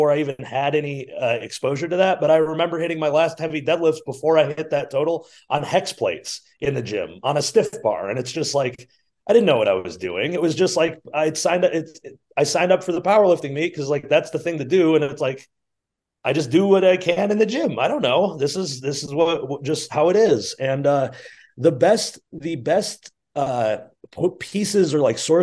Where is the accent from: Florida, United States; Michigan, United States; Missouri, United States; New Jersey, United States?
Michigan, United States; Flint; I grew up in Flint, Michigan